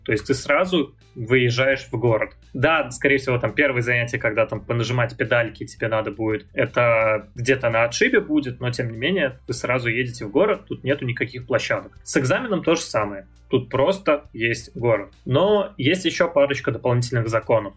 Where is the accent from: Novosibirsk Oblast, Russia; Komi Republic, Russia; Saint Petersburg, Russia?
Saint Petersburg, Russia; moved away as an adult; now in Israel; я родился в Питере, прожил кучу лет в Питере, больше 20 получается